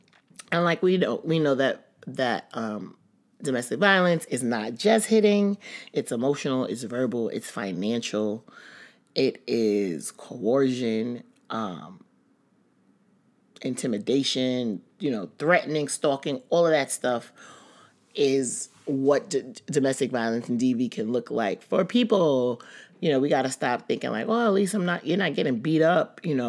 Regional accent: Bronx, New York, United States; Like, growing up in the Bronx

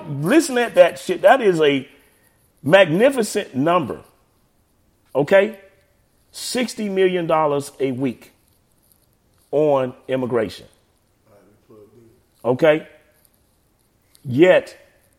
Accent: Montgomery, Alabama, United States; moved away; I'm originally from Montgomery, Alabama.

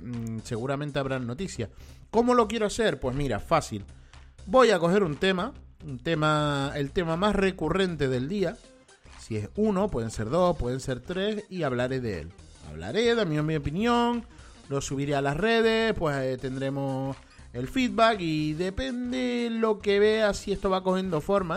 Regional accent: Spain; yo sé que yo soy español, soy de aquí de España

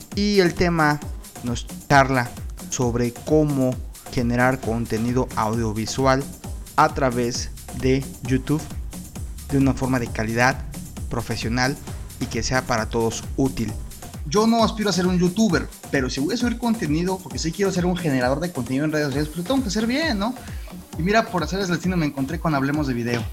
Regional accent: Mexico; estamos platicando un mexicano y un dominicano.

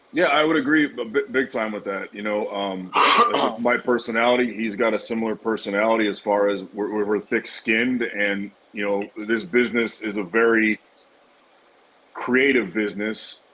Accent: United States; we're American

